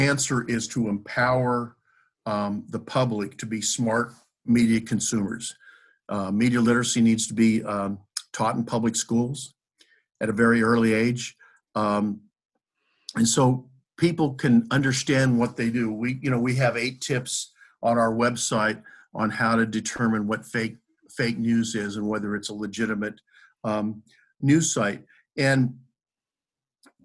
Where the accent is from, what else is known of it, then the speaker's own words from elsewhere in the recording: Fresno, California, United States; when I was growing up in Fresno